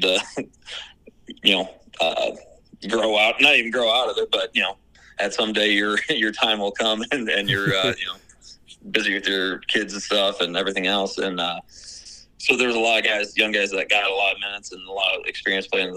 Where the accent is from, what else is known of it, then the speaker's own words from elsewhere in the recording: Gilbertville, Iowa, United States; I grew up in Garrettville, so I wrestled at Don Bosco, went to Iowa State